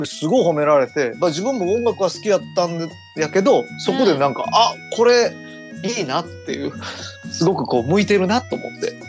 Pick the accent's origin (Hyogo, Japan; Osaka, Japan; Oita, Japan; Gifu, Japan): Osaka, Japan; Toyonaka; 僕あの、生まれも 育ちもその大阪の豊中ってとこで